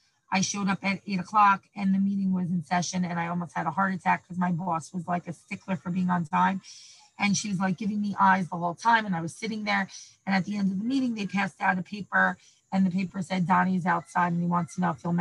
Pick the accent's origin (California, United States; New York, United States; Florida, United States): New York, United States; New York City; also born or lived in Israel; I grew up in Manhattan